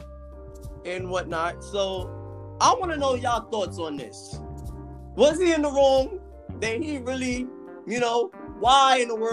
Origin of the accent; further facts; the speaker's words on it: New York, United States; I'm from New York, born and raised.